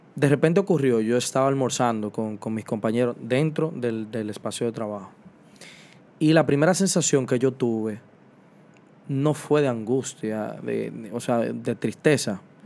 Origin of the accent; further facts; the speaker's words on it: Dominican Republic; como sociedad dominicana